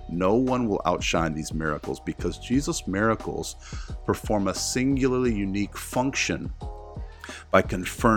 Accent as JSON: {"language": "English", "region": "the South", "country": "United States", "tie": "born or raised there", "said": "I grew up in the South"}